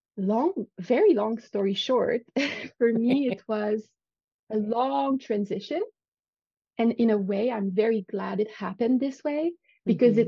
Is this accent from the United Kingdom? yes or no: no; Canada; accent: French Canadian; English is a second language; I'm French. Well, I'm not French, but I'm French Canadian. So if you hear an accent, that's where it comes from.